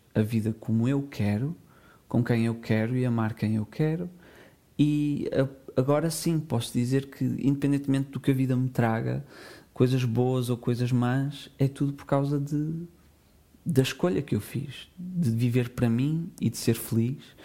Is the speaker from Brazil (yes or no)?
no; Portugal; nasci nos anos 90 em Portugal